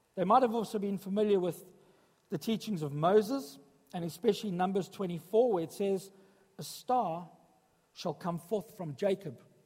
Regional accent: South Africa; moved away as an adult; now in Sutton Coldfield, United Kingdom; When I was growing up in South Africa

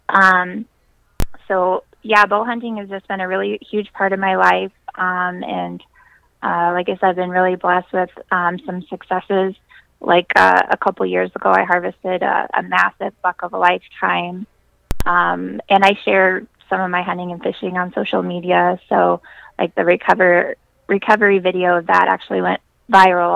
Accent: South Central Iowa, United States; So I'm from South Central Iowa. I grew up there, and I didn't move anywhere. I'm still here

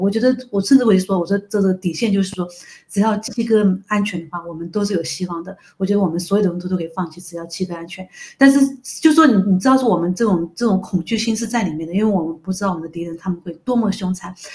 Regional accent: China; 中国人本来是神州大地

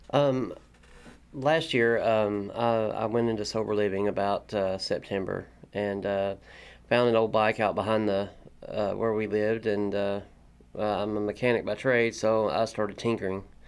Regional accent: Corbin, Kentucky, United States; moved away as an adult; now in Lexington, United States; I'm from Corbin, Kentucky. Uh, I'm a painting body man slash mechanic. Um, I grew up, uh, grew up in Corbin

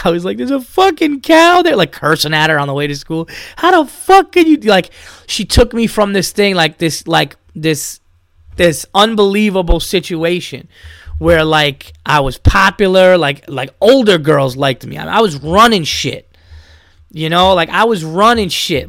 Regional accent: Yonkers, New York, United States; I grew up in Westchester County, New York

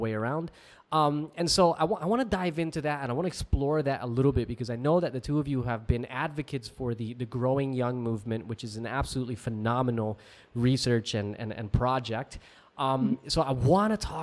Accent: New Jersey, United States; also born or lived in Hawaii; now in Australia; I grew up in New Jersey, lived in Hawaii, and now I live in Australia

